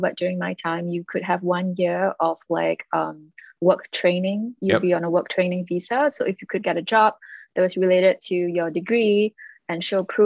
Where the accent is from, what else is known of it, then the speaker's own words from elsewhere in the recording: Singapore; moved away as an adult; now in United States; I grew up in Singapore and I was part of the majority mm-hmm. ethnicity.